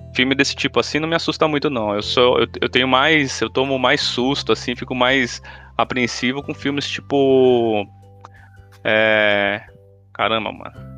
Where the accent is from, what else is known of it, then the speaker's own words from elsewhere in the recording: São Paulo, Brazil; eu morei minha vida inteira em Itaquera